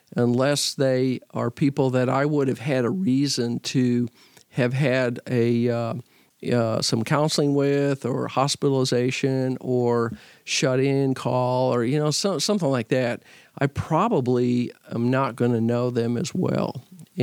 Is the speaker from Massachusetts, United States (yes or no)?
no; Fort Worth, Texas, United States; also born or lived in Nacogdoches, Texas / Missouri; I grew up in Fort Worth at St. Paul, which is a church that worships about 800